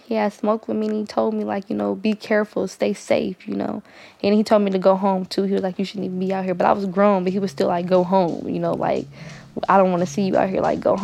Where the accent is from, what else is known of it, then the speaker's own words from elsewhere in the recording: Oakland, California, United States; I'm from East Oakland, California.